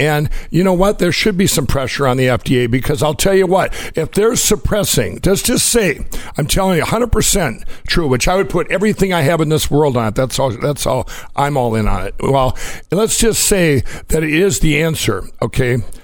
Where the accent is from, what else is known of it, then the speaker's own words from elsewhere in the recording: Minnesota, United States; Minneapolis, Minnesota, my home state